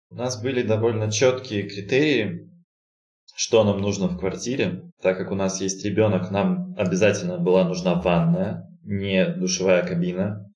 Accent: Novosibirsk, Novosibirsk Oblast, Russia; moved away as an adult; also born or lived in Saint Petersburg; now in Astana, Kazakhstan; родился я в городе Новосибирск, прожил там почти 30 лет

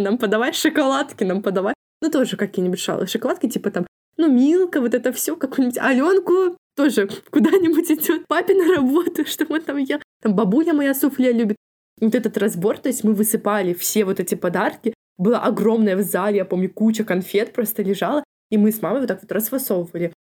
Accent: Kobryn, Brest Region, Belarus; moved away as an adult; у меня в Кобрине дело в том, что, ну, в моём родном городе у меня лучшие подружки

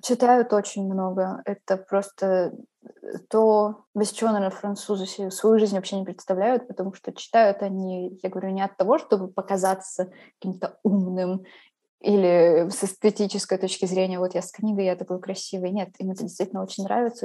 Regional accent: Khakassia, Russia; now in Paris, France; Вот я из Хакасии, И там своя культура, свой язык, свои обычаи

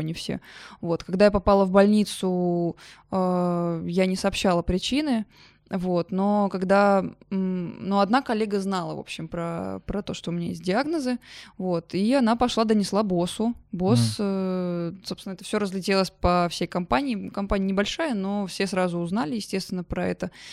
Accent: Oryol, Oryol Oblast, Russia; moved away; also born or lived in Yamal; я в своем в Орле, в родном городе

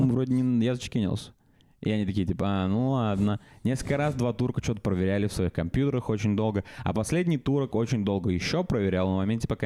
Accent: Russia; я из России

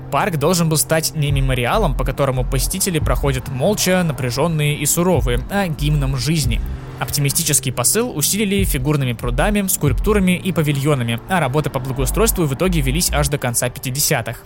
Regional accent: Saint Petersburg, Russia; я, как истинный петербуржец

